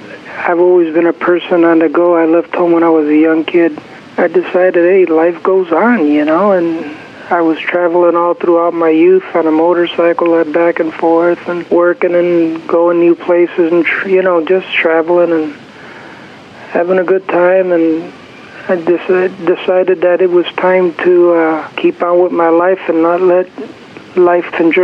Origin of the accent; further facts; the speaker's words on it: Chicago, Illinois, United States; now in San Francisco, United States; Chicago, Illinois.